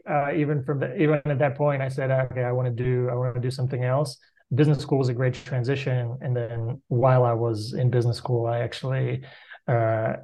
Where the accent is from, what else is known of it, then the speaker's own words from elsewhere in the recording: Bulgaria; moved away as an adult; I grew up in Bulgaria, which was for the first 12 years of my life, was a communist country. And I finished high school there